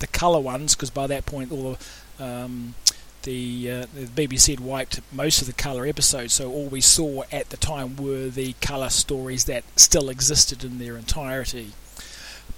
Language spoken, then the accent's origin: English; New Zealand; As a child growing up in New Zealand